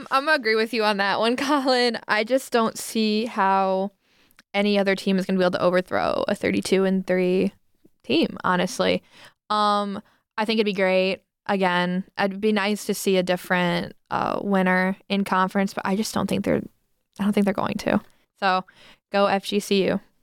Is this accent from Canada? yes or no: no; Toledo, Ohio, United States; I'm from Toledo